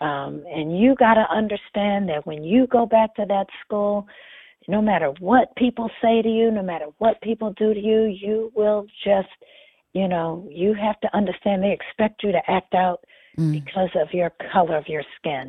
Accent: Lexington, Massachusetts, United States; born or raised there; also born or lived in Nashville, Tennessee

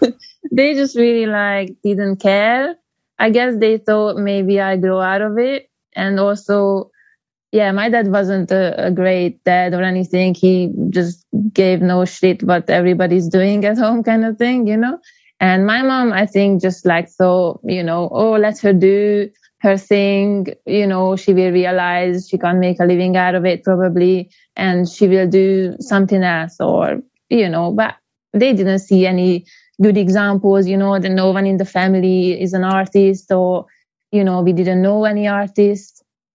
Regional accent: Hungary; Yeah, I'm from Hungary.

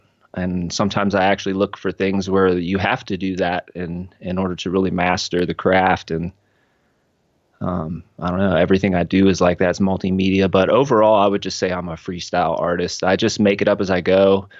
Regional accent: Cincinnati, Ohio, United States; I grew up in Cincinnati. It was a smaller town when my parents moved there. By the time they had me, I'm the youngest of five. The city had grown around them.

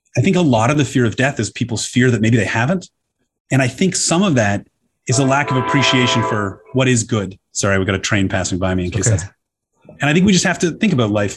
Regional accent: Toronto, Ontario, Canada; moved away; I grew up in Canada where we've got very, very good debating programs

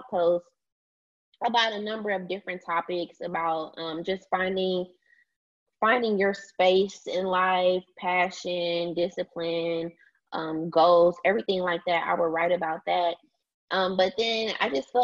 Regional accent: DeSoto, Texas, United States; I'm originally from DeSoto, Texas, Dallas, Texas, small city.

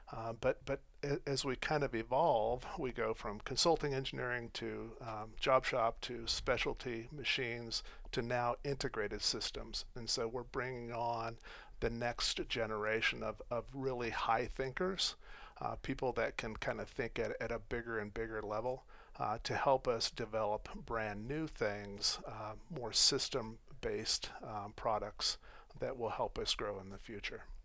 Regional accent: Colorado and Wyoming, United States; also born or lived in Phoenix, Arizona; so I grew up in Colorado and Wyoming.

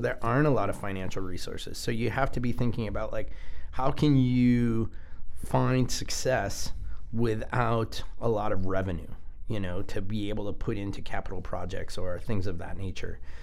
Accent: United States; our american culture

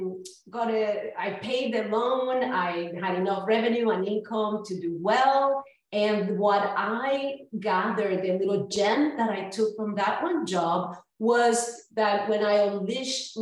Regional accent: Humacao, Puerto Rico; moved away as an adult; also born or lived in Florida; now in North Carolina, United States; I was born and raised in Humacao, Puerto Rico, and educated there

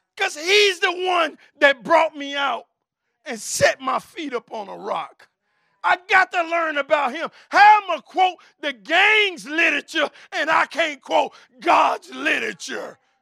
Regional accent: Chicago, Illinois, United States; I'm from the West Side. I'm from K-Town

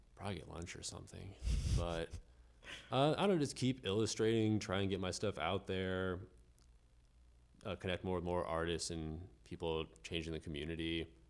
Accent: Melbourne Beach, Florida, United States; moved away as an adult; now in Jacksonville, United States; I'm originally from West Palm Beach in South Florida and spent most of my life in Melbourne Beach and came up here for school.

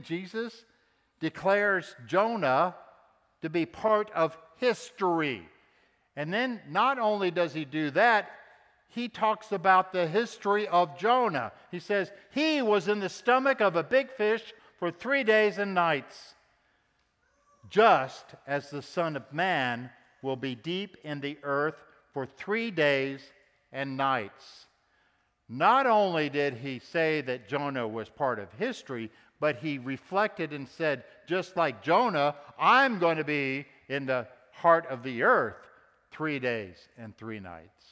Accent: Texas, United States; Of course, I was raised in Texas, and I'm proud to be a Texan too

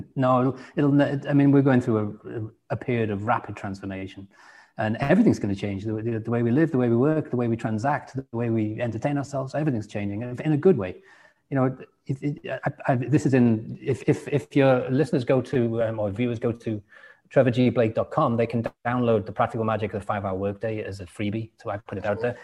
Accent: England, United Kingdom; moved away; also born or lived in Washington State, United States; Being English

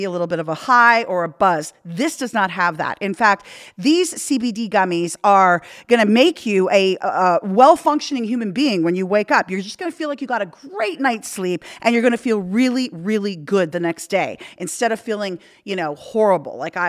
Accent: Canada; moved away; I'm from Canada

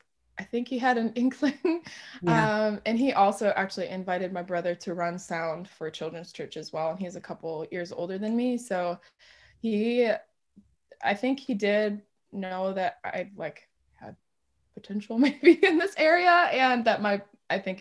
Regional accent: Dearborn, Michigan, United States; I'm from Dearborn, Michigan originally

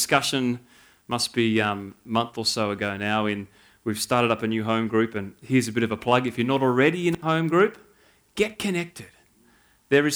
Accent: Canberra, Australian Capital Territory, Australia; moved away as an adult; now in New South Wales, Australia; born and bred in Canberra

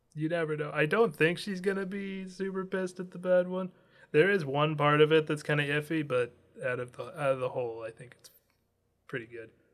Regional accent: United States; I'm from America.

